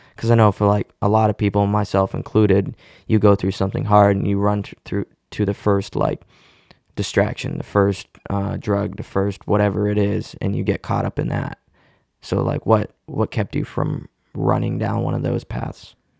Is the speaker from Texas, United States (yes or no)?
no; Cape Cod, Massachusetts, United States; I was born on Cape Cod, um, born and raised here